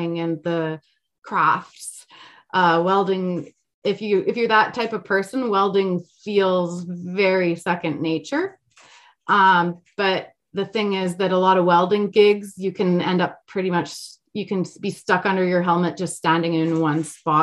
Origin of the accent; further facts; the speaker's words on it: Alberta, Canada; I'm from Alberta, and then also the Swiss thing